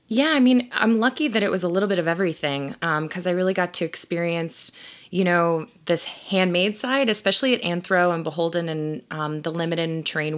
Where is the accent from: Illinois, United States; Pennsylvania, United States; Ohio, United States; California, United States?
Ohio, United States; moved away as an adult; also born or lived in Columbus, Ohio; now in Philadelphia, United States; I'm originally from Ohio